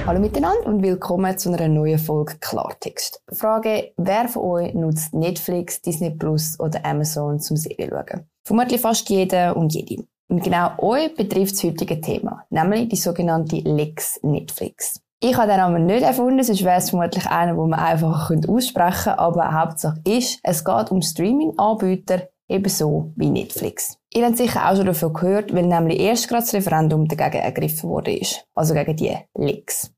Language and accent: German; Switzerland; Bei uns in Bern